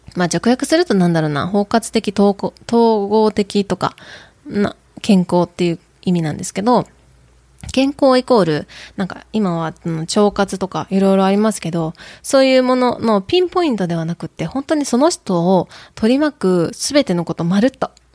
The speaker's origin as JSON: {"language": "Japanese", "region": "Kyoto", "country": "Japan", "tie": "born or raised there", "also_born_or_lived": "Tokushima, Japan", "accent": "Kyoto-ben, Kansai-ben; Tokushima Awa-ben", "first_language": "Japanese", "moved": "yes", "lives_now": "United States", "said": "私は日本で生まれ育って、えー、徳島で生まれて京都で過ごしました。"}